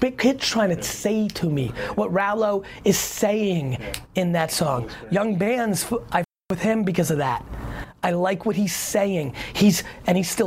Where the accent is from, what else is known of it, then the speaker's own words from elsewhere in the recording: Edison, New Jersey, United States; also born or lived in Belarus; I'm from Edison